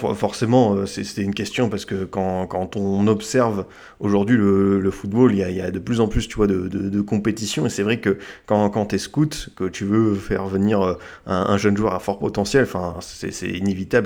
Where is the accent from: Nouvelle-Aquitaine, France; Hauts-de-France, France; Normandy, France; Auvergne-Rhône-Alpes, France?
Nouvelle-Aquitaine, France; Bordeaux; en tant que Bordelais